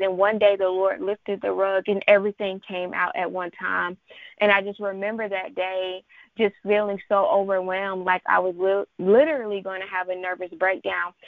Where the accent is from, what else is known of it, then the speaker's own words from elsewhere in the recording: Charlotte, North Carolina, United States; I am from Charlotte, North Carolina